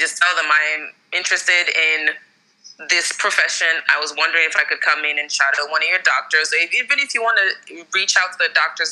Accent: Maryland, United States; moved away; also born or lived in Texas, United States; I'm from Maryland originally

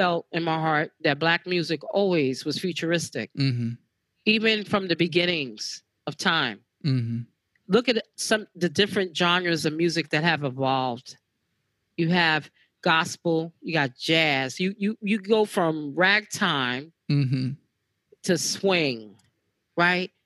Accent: New York City, New York, United States; I grew up with a lot of Puerto Ricans, right? Here in the Bronx

